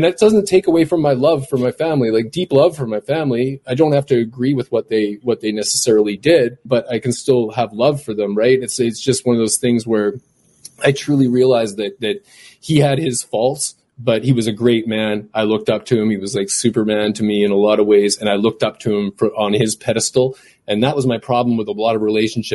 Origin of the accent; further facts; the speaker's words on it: Canada; I was born up here in Canada